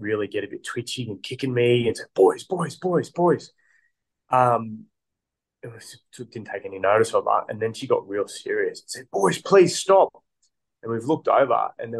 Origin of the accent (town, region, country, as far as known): Australia